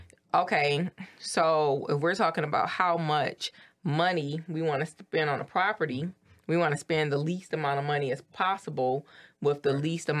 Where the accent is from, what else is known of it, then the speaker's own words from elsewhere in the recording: Detroit, Michigan, United States; I grew up in Detroit.